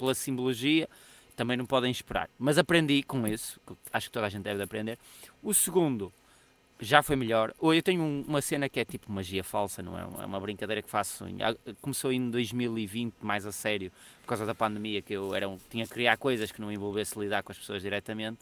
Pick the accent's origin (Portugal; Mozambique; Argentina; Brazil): Portugal; Braga, Norte; aqui em Braga